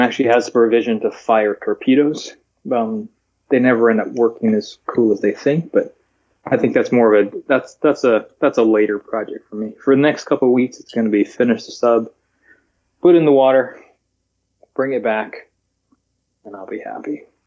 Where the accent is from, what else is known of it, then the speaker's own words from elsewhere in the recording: Hawaii, United States; also born or lived in Alaska; growing up in Hawaii, working at Pearl Harbor